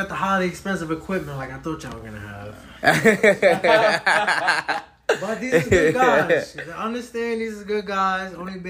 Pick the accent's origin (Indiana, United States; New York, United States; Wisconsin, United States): New York, United States; New York City; I'm from the Bronx